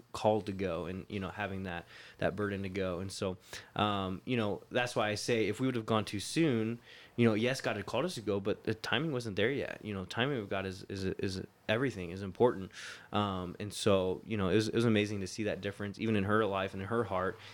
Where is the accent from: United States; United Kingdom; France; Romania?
United States; Florida; moved away as an adult; also born or lived in Ohio / California; I grew up in Florida, but I was actually born in Ohio